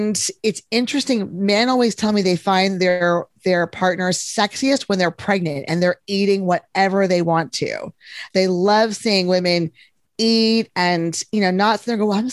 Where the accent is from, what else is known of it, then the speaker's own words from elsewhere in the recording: Texas, United States; I'm from Texas